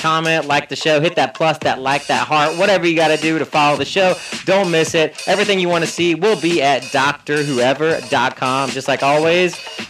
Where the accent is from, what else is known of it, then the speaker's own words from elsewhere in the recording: Philippines; Why does everyone think I'm Taiwanese? I'm Filipino, bro.